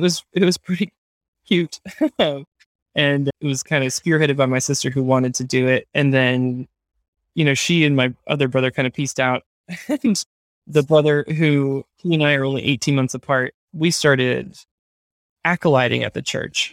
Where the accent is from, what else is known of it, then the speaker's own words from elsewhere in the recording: Hendersonville, North Carolina, United States; I grew up in Hendersonville, North Carolina